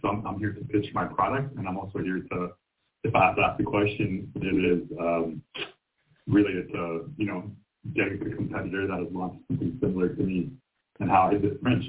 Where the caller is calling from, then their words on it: Toronto, Ontario, Canada; I'm in Toronto, Ontario.